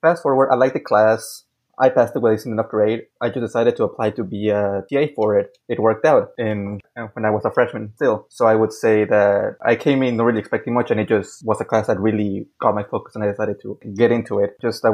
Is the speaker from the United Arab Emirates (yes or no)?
no; Mexico; also born or lived in Hidalgo, Texas; I was born in Hidalgo, Texas, but lived most of my life in Mexico